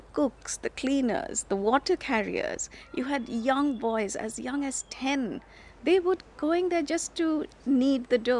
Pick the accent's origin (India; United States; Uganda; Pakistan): India; now in United Kingdom; I grew up in India